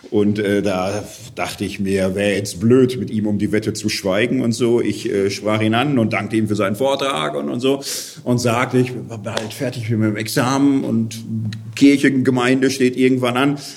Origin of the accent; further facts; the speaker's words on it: Gelsenkirchen, North Rhine-Westphalia, Germany; Ich komme aus Gelsenkirchen, da ist Straßenfußballer ein Ehrentitel.